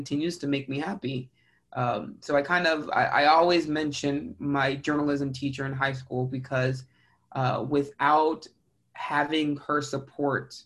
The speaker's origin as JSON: {"language": "English", "town": "San Antonio", "region": "Texas", "country": "United States", "tie": "born or raised there", "also_born_or_lived": "San Marcos, Texas / Houston, Texas", "said": "I was born and raised in San Antonio, Texas"}